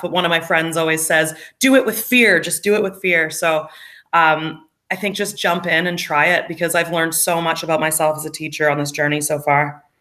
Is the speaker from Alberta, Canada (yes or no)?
yes; Alberta, Canada; moved away as an adult; now in Australia; I'm from Alberta or I say I'm from Western Canada